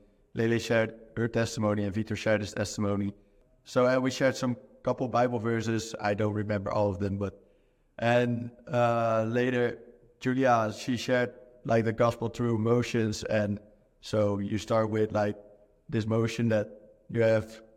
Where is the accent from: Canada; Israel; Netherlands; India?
Netherlands; moved away; I'm originally from the Netherlands